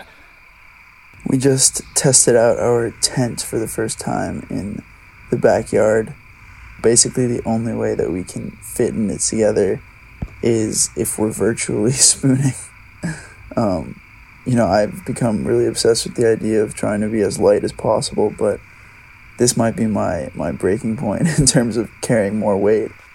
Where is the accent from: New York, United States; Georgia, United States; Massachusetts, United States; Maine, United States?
Maine, United States; growing up in Maine